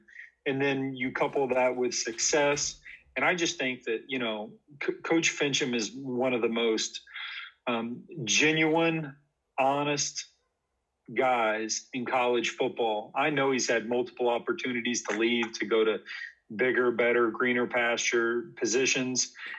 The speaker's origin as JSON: {"language": "English", "town": "Indianapolis", "region": "Indiana", "country": "United States", "tie": "born or raised there", "also_born_or_lived": "Ohio", "moved": "as an adult", "said": "I grew up in Indianapolis, and I went to Ben Davis High School"}